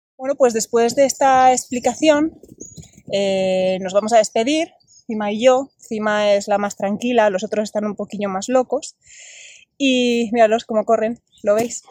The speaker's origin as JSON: {"language": "Spanish", "town": "Bilbao", "region": "Basque Country", "country": "Spain", "tie": "born or raised there", "moved": "as an adult", "lives_now": "Asturias, Spain", "said": "yo nací en Bilbao, soy de Bilbao"}